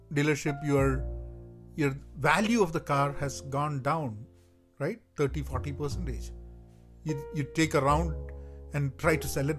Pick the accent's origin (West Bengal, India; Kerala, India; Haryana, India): Kerala, India; growing up in Kerala